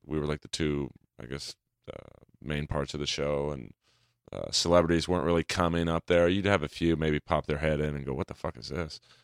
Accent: Los Angeles, California, United States; I grew up in the hills of Bel Air

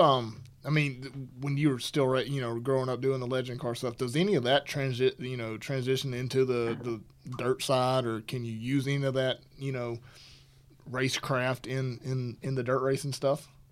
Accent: Alabama, United States; moved away; I'm from Alabama

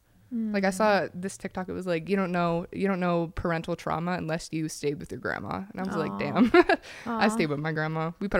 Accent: Pennsylvania, United States; Yes, I grew up in Pennsylvania. And I grew up in a little trailer with my family there.

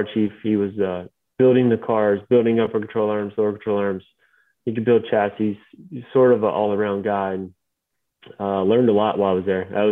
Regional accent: Kentucky, United States; moved away; growing up in Kentucky

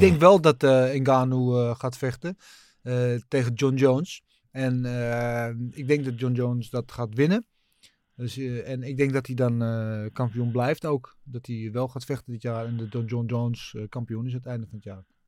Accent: Brazil; moved away; Ik als Braziliaan

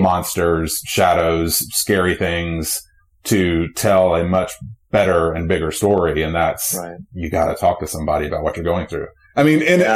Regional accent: Charlotte, North Carolina, United States; I'm from Charlotte

